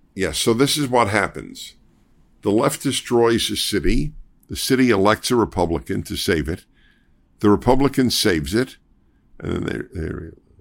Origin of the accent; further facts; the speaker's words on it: New York, United States; now in Los Angeles, United States; I'm a Jew from New York